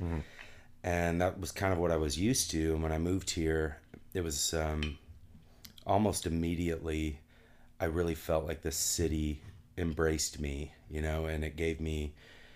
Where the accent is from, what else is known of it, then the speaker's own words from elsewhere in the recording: Whittier, California, United States; also born or lived in South Dakota; now in Nashville, United States; I moved from South Dakota. South Dakota? However, I am from Whittier, California, which is like, ghetto LA pretty much.